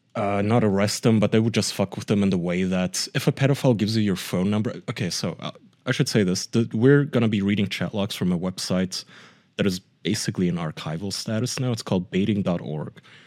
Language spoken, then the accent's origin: English; Germany; English is a second language; moved away; I grew up in Germany in my preteen years and teen years